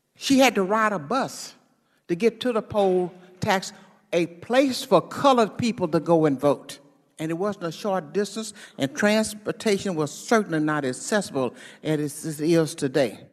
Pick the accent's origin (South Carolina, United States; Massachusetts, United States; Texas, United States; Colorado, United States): Texas, United States; Houston; I was born in Texas